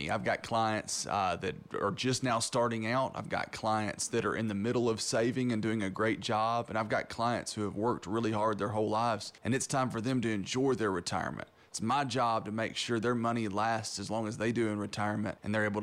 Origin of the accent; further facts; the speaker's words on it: Knoxville, Tennessee, United States; born and raised here in Knoxville. Uh, my family's owned a business here since the 1920s. I played football at Central High School and Maryville College. I'm just really proud to work in East Tennessee.